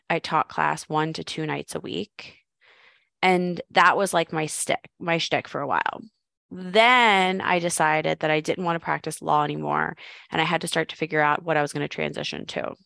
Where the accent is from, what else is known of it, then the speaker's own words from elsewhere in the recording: Philadelphia, Pennsylvania, United States; moved away as an adult; also born or lived in Arizona; I'm from Philadelphia, sold all my stuff, moved to Arizona